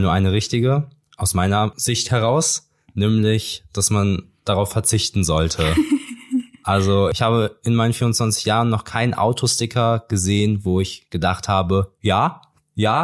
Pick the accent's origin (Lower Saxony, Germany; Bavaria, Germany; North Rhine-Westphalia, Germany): North Rhine-Westphalia, Germany; Cologne; Ich komme aus Köln, der schönsten Stadt Deutschlands.